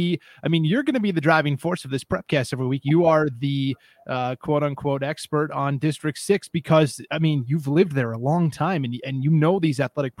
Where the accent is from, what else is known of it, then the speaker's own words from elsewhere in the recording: Bitterroot Valley, Montana, United States; moved away; Where I grew up in the Bitterroot Valley in Montana, we actually played Salmon a lot in junior high sports and even in high school.